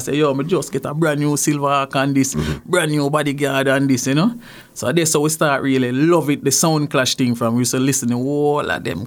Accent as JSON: {"language": "English", "country": "Jamaica", "tie": "born or raised there", "also_born_or_lived": "Clarendon, Jamaica", "moved": "yes", "lives_now": "Canada", "said": "Well, Jamaica, grew up in St. Catherine, mm-hmm. and grew up in Clarendon"}